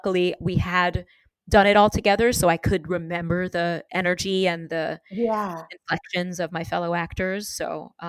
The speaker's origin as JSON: {"language": "English", "region": "New York", "country": "United States", "tie": "born or raised there", "said": "Because of growing up in New York, I can be in a new city or a new town and very, very quickly understand the lay of the land."}